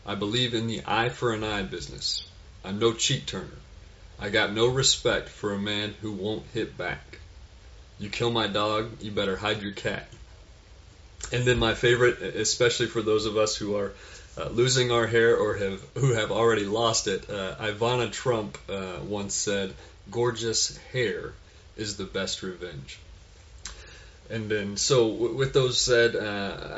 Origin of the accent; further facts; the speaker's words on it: Fort Worth, Texas, United States; I was born in Fort Worth, Texas